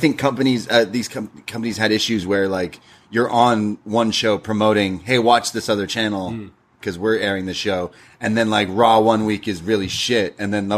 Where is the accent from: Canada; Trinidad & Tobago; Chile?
Canada; now in Toronto, Canada; as a Canadian